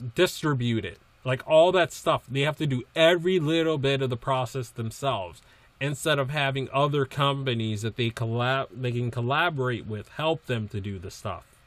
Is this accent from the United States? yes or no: yes; East Coast, United States; now in Massachusetts, United States; I grew up in the East Coast